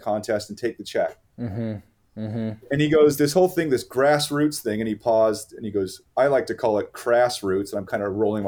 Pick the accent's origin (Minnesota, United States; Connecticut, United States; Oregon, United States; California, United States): California, United States; Manhattan Beach; moved away; I'm down there in my hometown, Manhattan Beach